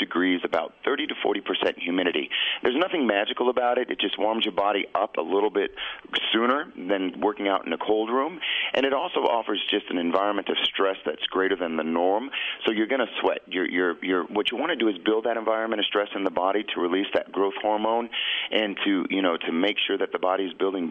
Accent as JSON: {"language": "English", "town": "Albuquerque", "region": "New Mexico", "country": "United States", "tie": "born or raised there", "said": "I was born and raised here in Albuquerque"}